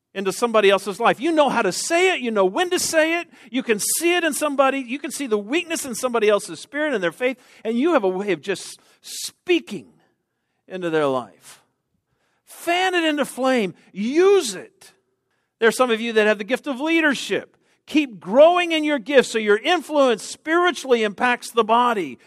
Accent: Texas, United States; I'm from Texas.

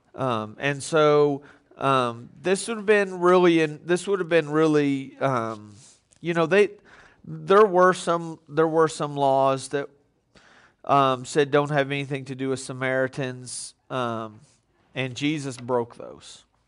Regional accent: Texas, United States; I grew up in Texas.

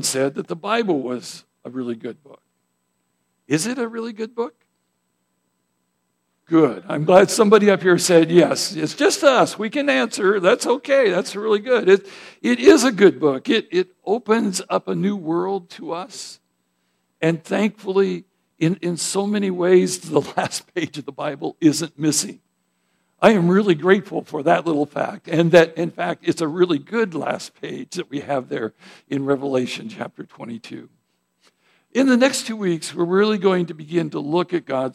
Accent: Idaho, United States; moved away; I grew up in Idaho

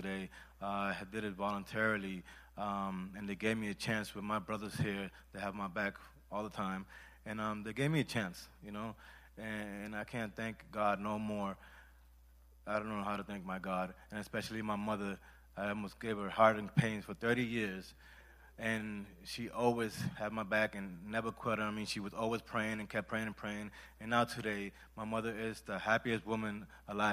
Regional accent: Puerto Rico; I'm from Puerto Rico

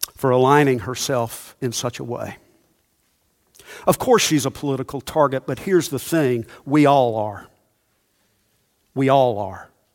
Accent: Monroe, United States; the way we grew up in Monroe

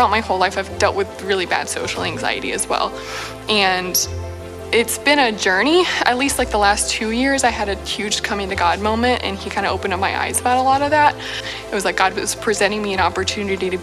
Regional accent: Springfield, Missouri, United States; moved away as an adult; now in Lawrence, United States; I had never moved out of my hometown before

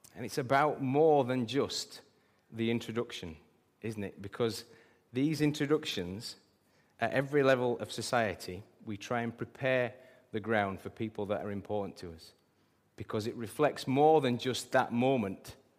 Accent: England, United Kingdom; I'm British

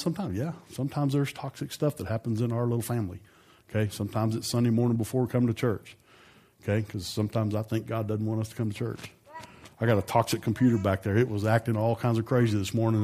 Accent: Amarillo, Texas, United States; I grew up in Amarillo, and I graduated with, I don't know, four or five hundred people

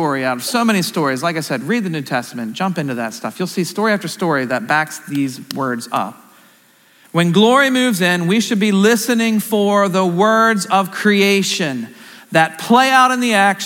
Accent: Central Pennsylvania, United States; I'm from Central PA

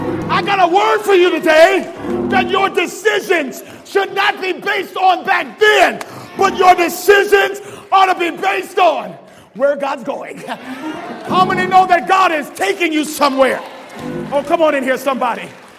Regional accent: Berrien Springs, Michigan, United States; born there; I'm 36 years old. I'm born to a preacher and a lawyer. I was born in Berrien Springs, Michigan, when my dad was at the seminary.

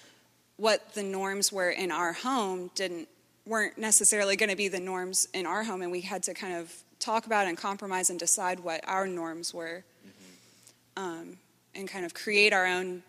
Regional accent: Alabama, United States; we're both from Alabama

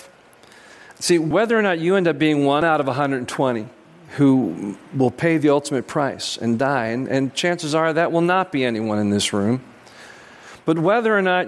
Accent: United States; as American Christians

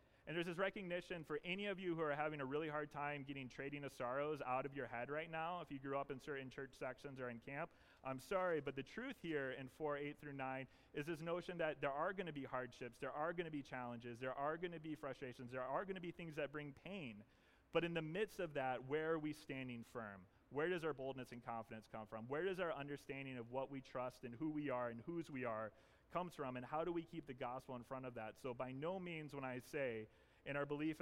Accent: the South, United States; moved away; I grew up in the South, but also sometimes growing up in the South means you say things really funny

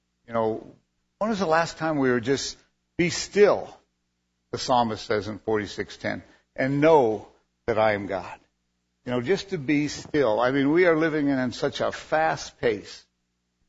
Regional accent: Reno, Nevada, United States; also born or lived in Fallon, Nevada; I was born and raised in Reno

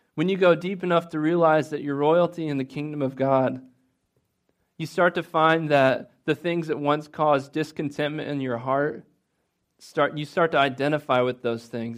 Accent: Midwest, United States; I'm guilty of being a Midwesterner

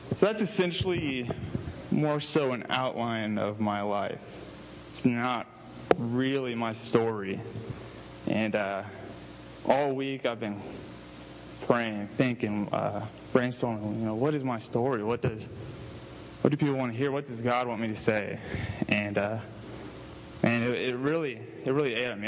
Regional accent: Houston, Texas, United States; where I was born and raised in Houston, Texas

